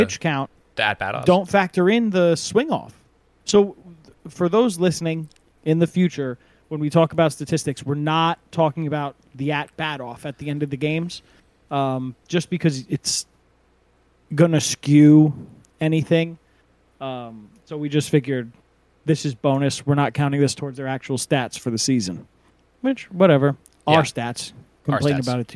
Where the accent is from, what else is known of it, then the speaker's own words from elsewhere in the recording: Rockland, United States; I'm from Rockland.